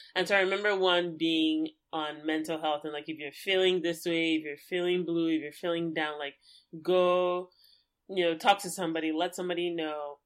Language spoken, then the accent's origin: English; Lagos, Nigeria; growing up in Lagos